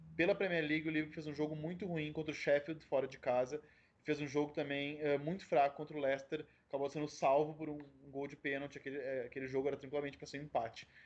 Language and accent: Portuguese; Porto Alegre, Rio Grande do Sul, Brazil; eu sou de Porto Alegre, eu vim numa terra que valoriza muito o clássico